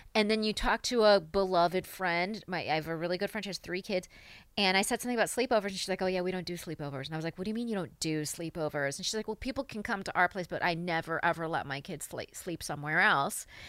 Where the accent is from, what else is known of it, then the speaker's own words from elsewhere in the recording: New York, United States; as a New Yorker